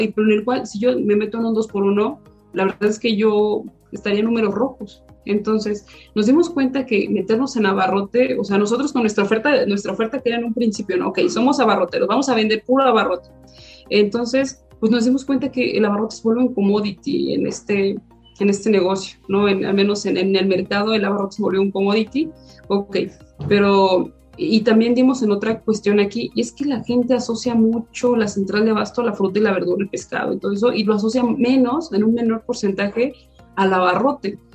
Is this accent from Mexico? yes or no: yes; Mexico; nuestro objetivo es apoyarnos como mexicanos